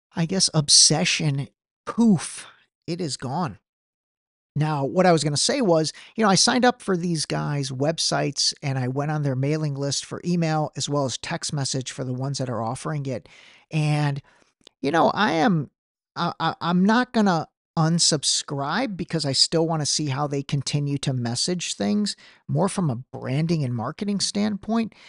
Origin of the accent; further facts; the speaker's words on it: Cleveland, Ohio, United States; my hometown of Cleveland